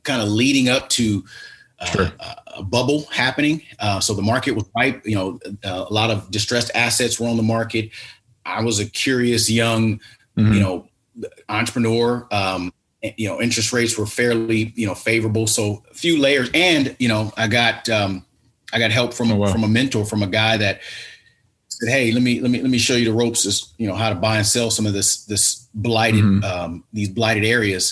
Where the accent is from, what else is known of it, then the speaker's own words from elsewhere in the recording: Los Angeles, California, United States; Born and raised in Los Angeles, in South Los Angeles